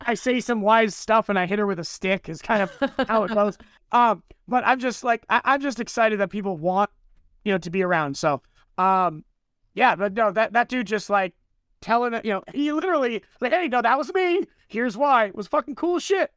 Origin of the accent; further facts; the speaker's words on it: Southern California, United States; I grew up in Southern California